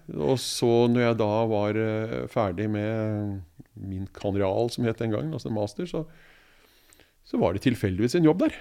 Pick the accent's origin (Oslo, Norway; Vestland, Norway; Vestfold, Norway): Oslo, Norway; jeg er jo født og oppvokst i Oslo